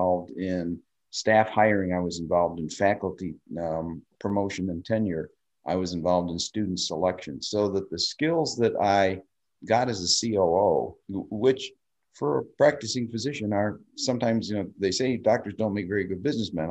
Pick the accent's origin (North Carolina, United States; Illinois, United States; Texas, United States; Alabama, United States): Illinois, United States; Park Ridge; now in Lake Forest, United States; I grew up in Park Ridge